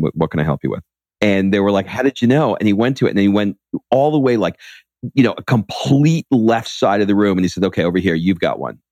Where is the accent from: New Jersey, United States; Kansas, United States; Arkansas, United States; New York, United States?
New York, United States; I grew up in New York